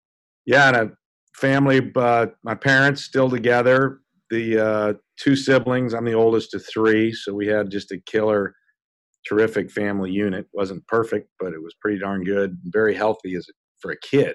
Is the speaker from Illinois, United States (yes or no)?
yes; Peoria, Illinois, United States; I was born and raised in Peoria, Illinois